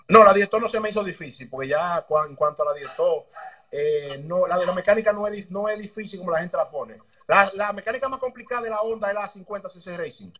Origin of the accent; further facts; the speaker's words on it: Dominican Republic; Yo soy nacido y criado en el Congo, por lo Nuevo, ahí en la calle España, detrás de la Sirena.